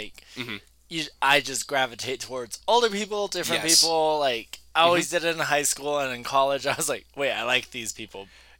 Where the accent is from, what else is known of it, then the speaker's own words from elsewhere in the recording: Albuquerque, New Mexico, United States; when you're born and raised in New Mexico, I was born and raised in Albuquerque, and you stay in Albuquerque, and you get a job in Albuquerque.